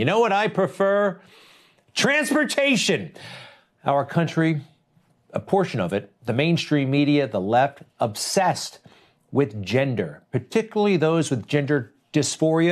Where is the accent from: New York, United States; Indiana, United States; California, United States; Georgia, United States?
New York, United States; Garden City; I'm from Garden City. That's on Long Island